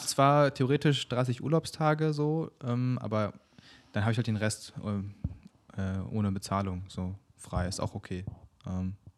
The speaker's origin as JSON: {"language": "German", "region": "Berlin", "country": "Germany", "tie": "born or raised there", "said": "ich bin in Berlin geboren, aber meine Eltern kommen aus der Mongolei"}